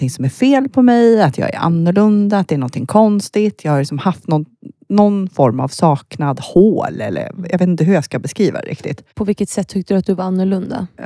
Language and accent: Swedish; Västergötland, Västra Götaland, Sweden; now in Uppsala, Sweden; Nej, jag är uppväxt i eh, södra Sverige. Mm. västgöte från början. Aha, okay. eh, ja, men jag flyttade därifrån eh, tidigt.